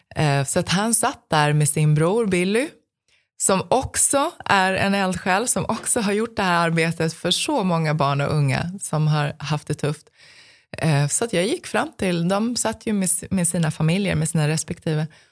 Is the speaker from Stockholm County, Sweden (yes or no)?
yes; Stockholm, Stockholm County, Sweden; jag växte upp i södra Stockholm